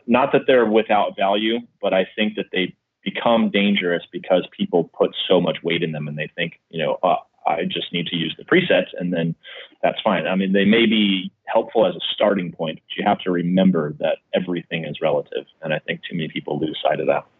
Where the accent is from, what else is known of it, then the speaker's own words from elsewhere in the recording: Midwest, United States; now in San Diego, United States; I grew up in the Midwest